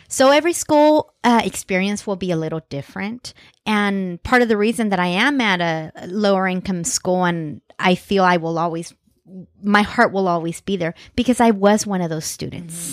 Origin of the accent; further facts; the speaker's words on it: Central Valley, California, United States; growing up in the Central Valley